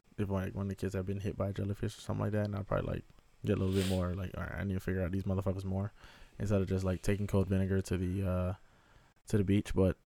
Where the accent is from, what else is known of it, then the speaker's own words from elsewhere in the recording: Miami, Florida, United States; growing up in Miami in the 90s, like, we had to take the what's called the FCAT, the Florida Comprehension Assessment Test.